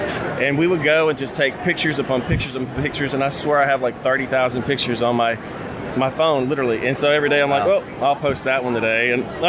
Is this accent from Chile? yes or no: no; Louisiana, United States; moved away as an adult; also born or lived in New Jersey; I got sent to New Jersey because I was prior military, 24 years Air Force, and they sent me to New Jersey. I'm from Louisiana.